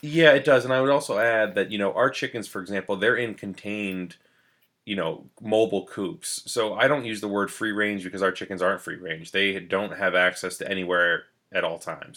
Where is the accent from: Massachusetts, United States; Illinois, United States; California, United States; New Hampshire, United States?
New Hampshire, United States; New London; I grew up in New London, New Hampshire